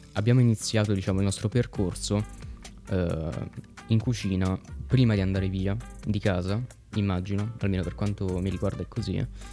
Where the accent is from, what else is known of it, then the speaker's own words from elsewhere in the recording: Italy; Noi siamo nati e cresciuti in Italia